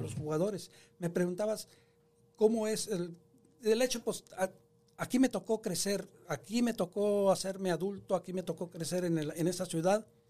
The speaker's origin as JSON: {"language": "Spanish", "town": "San Nicolás Tolentino", "region": "San Luis Potosí", "country": "Mexico", "tie": "born or raised there", "moved": "yes", "said": "soy este 100% mexicano pero más que nada un orgullo ser del estado de San Luis Potosí. El pueblo donde yo em, nací se llama San Nicolás Tolentino"}